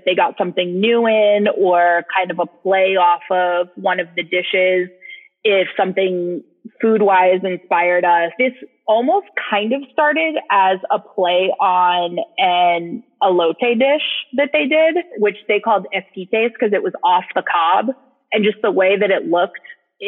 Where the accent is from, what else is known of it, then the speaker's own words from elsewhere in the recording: New England, United States; now in Austin, United States; I grew up in New England